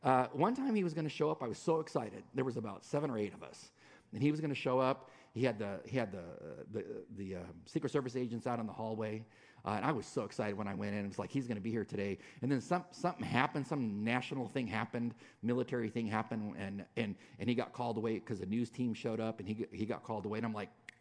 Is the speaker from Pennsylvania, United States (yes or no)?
no; California, United States; I'm a Californian.